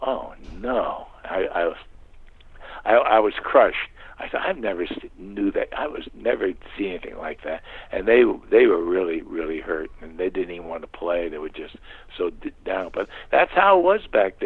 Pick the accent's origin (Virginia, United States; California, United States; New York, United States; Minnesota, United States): New York, United States; New York City; When I was growing up in Long Island, we were living in St. Albans